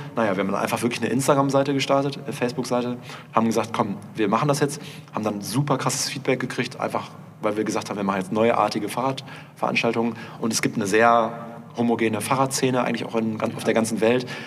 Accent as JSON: {"language": "German", "town": "Münster", "region": "North Rhine-Westphalia", "country": "Germany", "said": "wir kommen aus Münster, da fährt man halt Skateboard"}